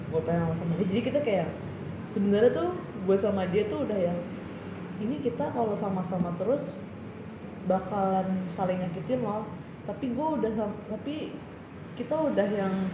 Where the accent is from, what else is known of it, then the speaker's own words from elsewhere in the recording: West Java, Indonesia; kan gue uh, Sunda kan hmm. kalau gue Sunda